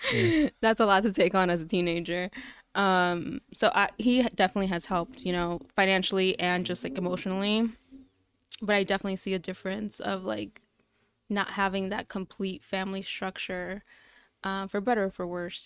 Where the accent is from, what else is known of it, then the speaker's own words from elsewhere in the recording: Chicago, Illinois, United States; I grew up in Archer Heights, right on Pulaski and Archer.